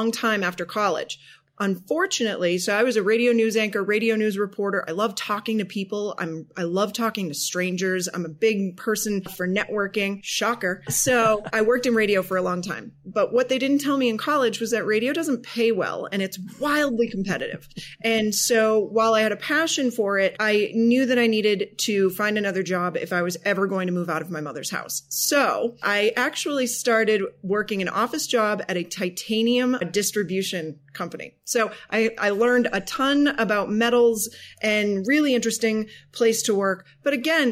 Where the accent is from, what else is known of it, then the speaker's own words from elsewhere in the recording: outside of Boston, Massachusetts, United States; now in Denver, United States; So I grew up outside of Boston. I live in Denver now